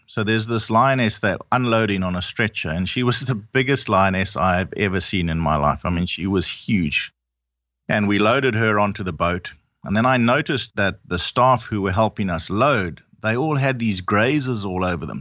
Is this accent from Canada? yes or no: no; Zimbabwe; I'm originally from Zimbabwe. My whole family is